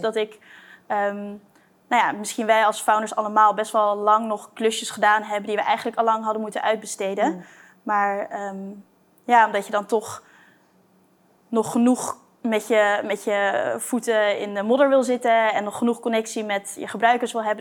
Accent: Blaricum, North Holland, Netherlands; moved away as an adult; also born or lived in Delft; now in Amsterdam, Netherlands; in Blarikum, ja. Dus hm. daar eh, mijn jeugd doorgebracht

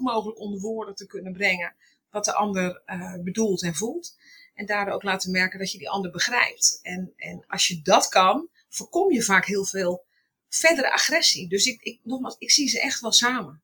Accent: Utrecht, Netherlands; now in Sneek, Netherlands; geboren in Utrecht

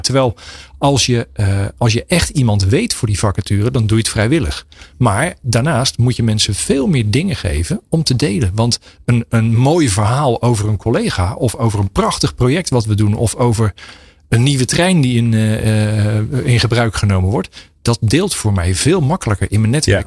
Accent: Pijnacker, South Holland, Netherlands; ik kom zelf uit Pijnakker.

